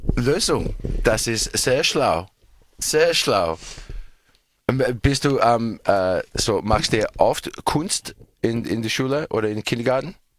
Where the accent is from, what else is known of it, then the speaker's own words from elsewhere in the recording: Australia; German is a second language; Bei uns in Australien